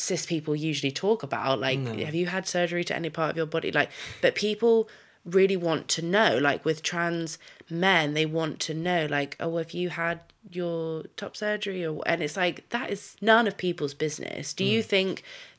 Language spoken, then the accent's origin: English; United Kingdom; moved away as an adult; now in United States; Living in America, being British